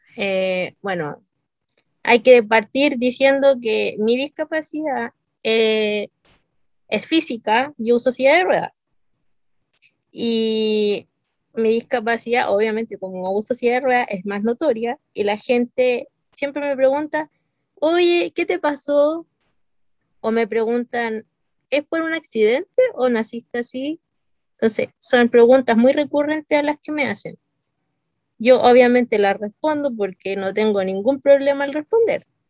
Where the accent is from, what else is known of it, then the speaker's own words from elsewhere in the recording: Santiago, Santiago Metropolitan Region, Chile; soy de Chile, de Santiago